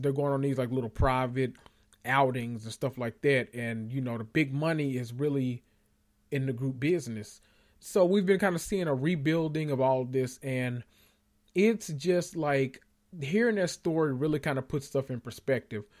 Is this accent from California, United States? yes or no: no; Memphis, Tennessee, United States; I'm from Memphis